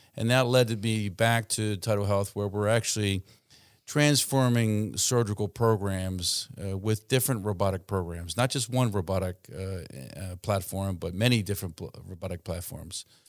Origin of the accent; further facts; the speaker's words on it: Baltimore, Maryland, United States; moved away as an adult; now in Salisbury, United States; I trained at University of Maryland in Baltimore, where I grew up